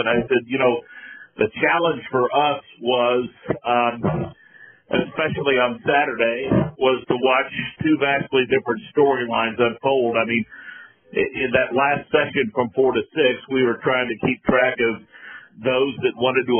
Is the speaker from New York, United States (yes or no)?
no; Monrovia, Indiana, United States; I grew up in Central Indiana